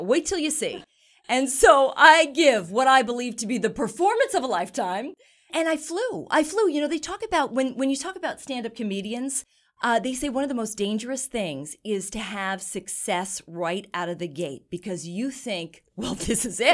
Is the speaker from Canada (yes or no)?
no; New York, United States; now in Boston, United States; I grew up in New York